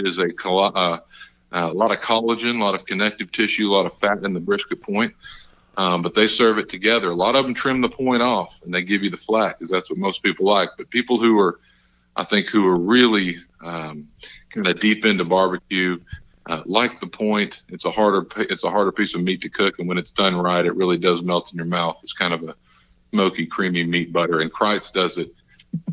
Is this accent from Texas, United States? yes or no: yes; Texas, United States; my home state over in Texas